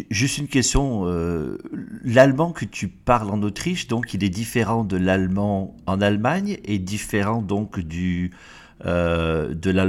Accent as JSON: {"language": "French", "country": "France", "said": "Et là, alors, du coup, en tant que Français"}